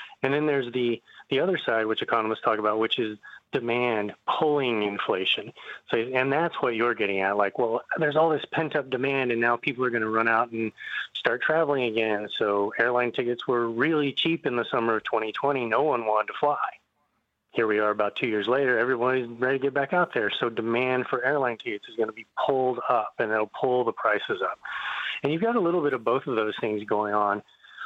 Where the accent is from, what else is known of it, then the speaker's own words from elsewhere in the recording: Texas, United States; now in Northeast, United States; I grew up in Texas in a small town